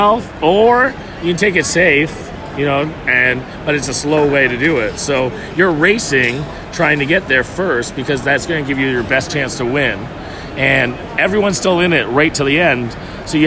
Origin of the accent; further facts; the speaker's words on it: Canada; I'm actually from Canada